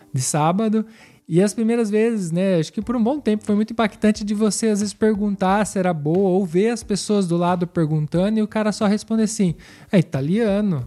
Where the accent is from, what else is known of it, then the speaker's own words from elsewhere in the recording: Brazil; now in Piedmont, Italy; nosso sentido brasileiro